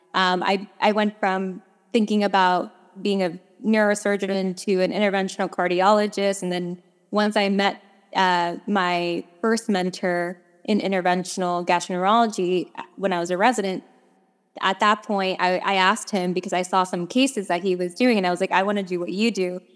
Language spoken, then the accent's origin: English; New York, United States; moved away as an adult; I am originally from New York, uh, born, bred, raised, trained